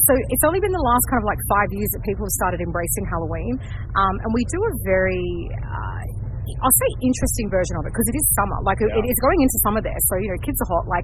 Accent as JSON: {"language": "English", "town": "Sydney", "region": "New South Wales", "country": "Australia", "said": "I am 44 and I'm from Sydney, Australia."}